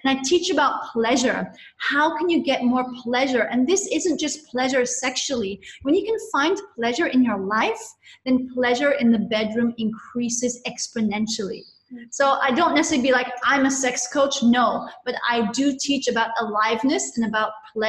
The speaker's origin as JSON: {"language": "English", "country": "India", "tie": "born or raised there", "also_born_or_lived": "Nepal / Hong Kong / London", "said": "So I grew up in Nepal and India, and when I was, and then I had 5 years in Hong Kong between ages 12, 11 and 16. And then at 16, I went back to boarding school in India."}